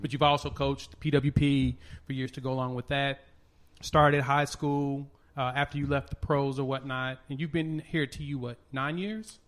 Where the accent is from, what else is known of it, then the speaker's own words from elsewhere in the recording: Tulsa, Oklahoma, United States; I was a kid growing up in Tulsa